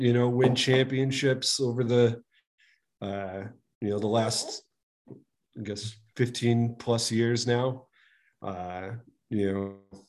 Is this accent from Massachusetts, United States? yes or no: yes; Boston, Massachusetts, United States; growing up in Boston